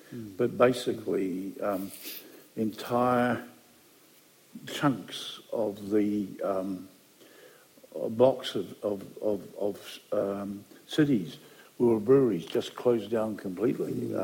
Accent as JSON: {"language": "English", "country": "New Zealand", "said": "in the 1880s, New Zealand thought of joining Australia as an Australian state. And indeed, in the current Australian constitution, there is the provision to let us join."}